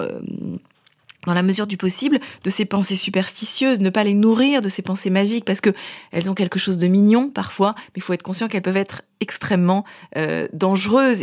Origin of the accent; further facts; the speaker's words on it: Paris, Île-de-France, France; je suis parisienne, euh, mère de famille